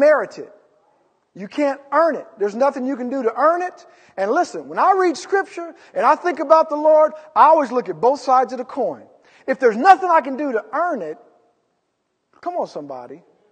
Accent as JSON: {"language": "English", "region": "California", "country": "United States", "said": "We're from California"}